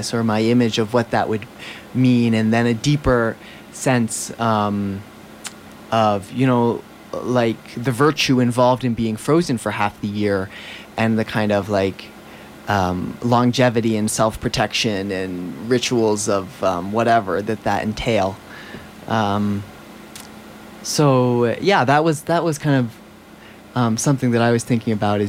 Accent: New Hampshire, United States; I'm from New Hampshire, and that is certainly a seasonal place.

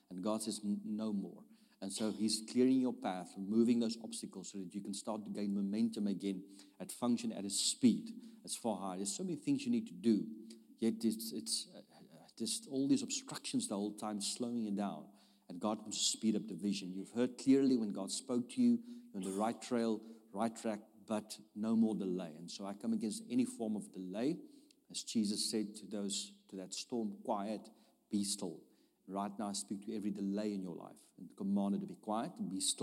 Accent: South Africa; I'm from South Africa.

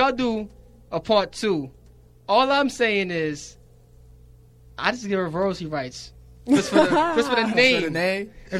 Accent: New York City, New York, United States; I'm from Brooklyn.

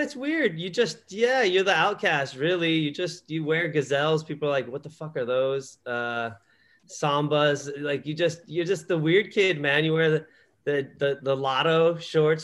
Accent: Los Angeles, California, United States; growing up in Southern California in the LA area my whole life, you know, left for a while to play and stuff, but you know, like I grew up here

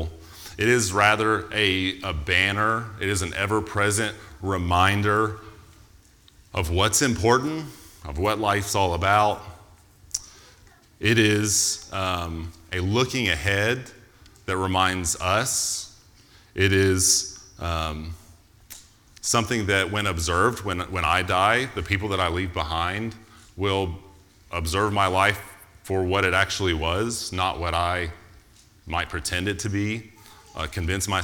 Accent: United States; because I'm American

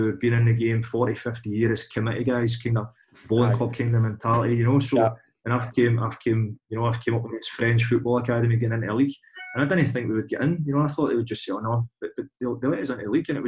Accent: Glasgow, Scotland, United Kingdom; moved away as an adult; now in Paris, France; I live in Paris, but I'm still a Glasgow boy, do you know what I mean? I'm still from Pollok.

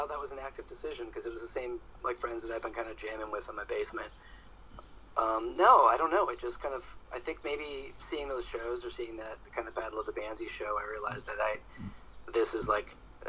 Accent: Toronto, Ontario, Canada; born there; Yes. Yeah, I was born in Toronto.

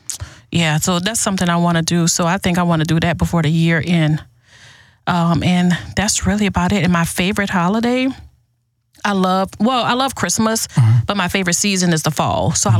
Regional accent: New Orleans, Louisiana, United States; I grew up in New Orleans, Louisiana, born and raised.

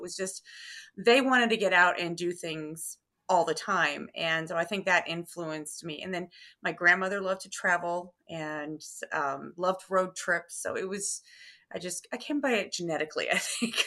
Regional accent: Terre Haute, Indiana, United States; also born or lived in Carmel, Indiana; I grew up in Terre Haute, Indiana

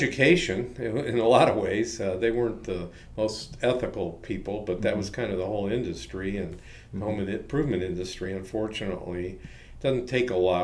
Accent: Cleveland, Ohio, United States; also born or lived in Columbus, Ohio / San Francisco; I grew up in Cleveland, Ohio

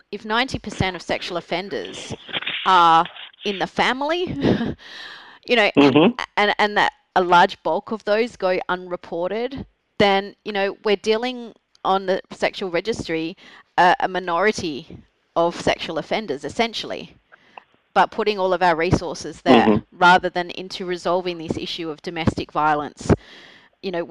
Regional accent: Australia; I'm Australian

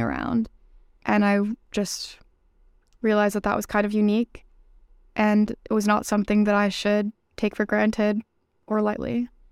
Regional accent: New York City, New York, United States; moved away as an adult; now in Boston, United States; I'm from New York City. I grew up in Brooklyn

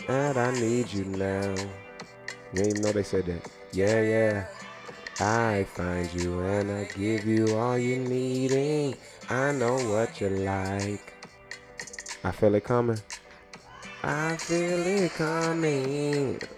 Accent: Spanish Town, Saint Catherine, Jamaica; Y'all know I'm Jamaican, too.

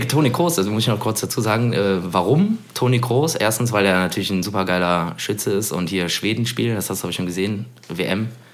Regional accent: Cologne, North Rhine-Westphalia, Germany; wo ich äh, natürlich groß geworden bin in Poll

